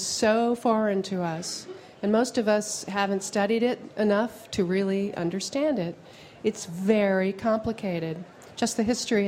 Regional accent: New York, United States; I grew up in New York

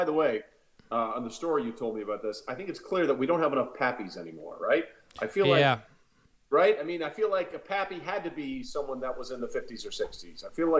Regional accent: Connecticut, United States; moved away as an adult; also born or lived in New York City / Waco, Texas / Allentown, Pennsylvania / St. Louis, Missouri; I grew up, my parents are both from Texas, but I grew up in the Northeast and was born in New York City, grew up in Connecticut. And I went to school in Texas.

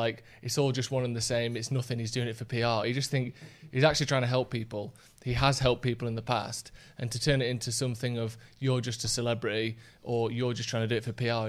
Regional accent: Bassetlaw, East Midlands, United Kingdom; I'm from Bassett Law, workshop is in Bassett Law

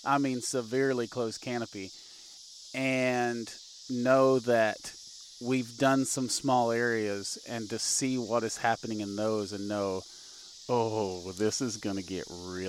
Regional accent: Missouri, United States; We're from Southern Missouri

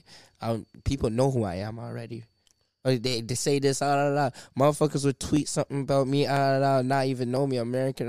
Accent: Canada; They don't know who the fuck I am, bro. I'm from Canada. I'm from a whole different world, my nigga.

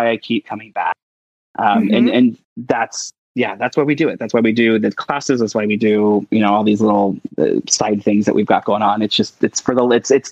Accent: Brown County, Ohio, United States; We were very poor, growing up in Brown County, Ohio.

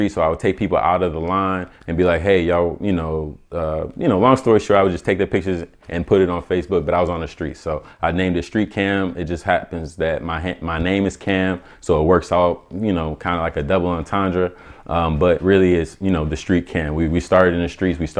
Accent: Omaha, Nebraska, United States; also born or lived in Atlanta, Georgia; Ooh, originally I'm from Omaha, Nebraska. Um, I went to high school in Atlanta

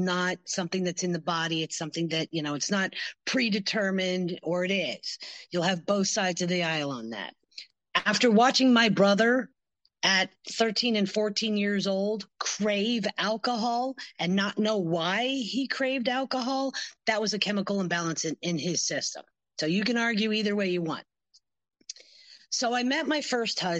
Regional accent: Pennsylvania, United States; moved away as an adult; also born or lived in Michigan; I grew up in Pennsylvania

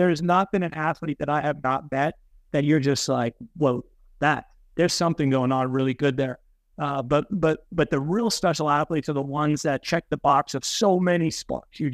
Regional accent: Hazleton, Pennsylvania, United States; now in State College, United States; I grew up in Hazleton, kind of next to Joe growing up there

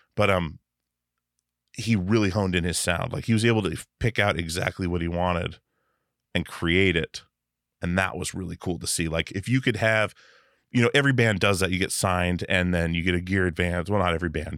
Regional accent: Wasilla, Alaska, United States; moved away; also born or lived in Petersburg, Alaska; I grew up on a little island called Petersburg. in Southeast Alaska until I was eleven, and then, uh, moved up to the mainland

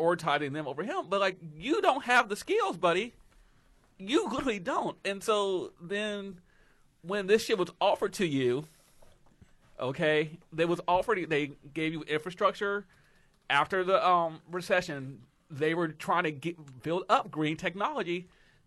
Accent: Ohio, United States; I'm from Ohio. All of us are.

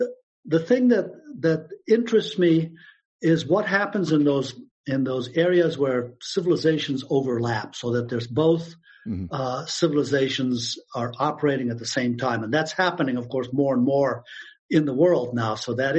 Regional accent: Afghanistan; born there; you know, I was born in Afghanistan. My mother was the first American woman to marry an Afghan and go live there.

